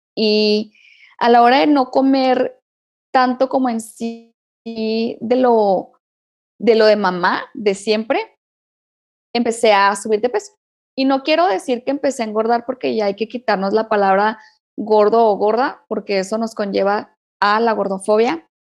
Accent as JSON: {"language": "Spanish", "region": "Chihuahua", "country": "Mexico", "moved": "as an adult", "lives_now": "Cuauhtémoc, Mexico", "said": "yo vivo acá en Cuauhtémoc, Chihuahua, un poco más frío que, la capital de Chihuahua. Extraño, yo soy de Chihuahua"}